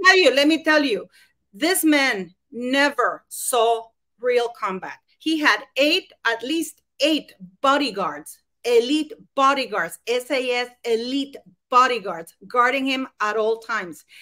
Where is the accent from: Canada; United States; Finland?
Canada; I'm Canadian